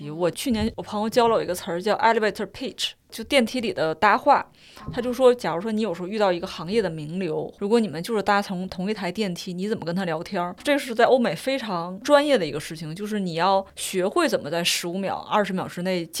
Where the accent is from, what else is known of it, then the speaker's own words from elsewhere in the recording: China; 我作为一个中国人，我不了解英美的文坛